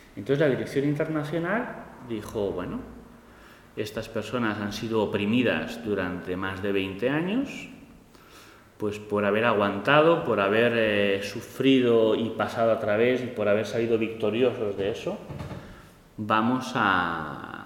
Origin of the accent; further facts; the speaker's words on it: Spain; soy español